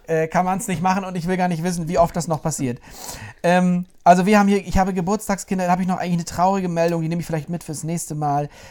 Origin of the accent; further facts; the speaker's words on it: Mecklenburg-Vorpommern, Germany